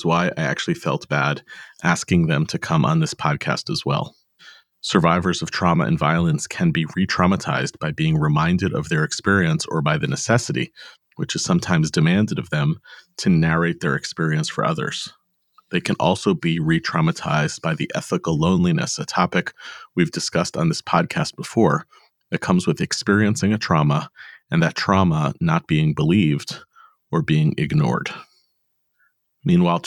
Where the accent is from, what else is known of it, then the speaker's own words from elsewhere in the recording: United States; we are American-born parents of Jewish teens and young adults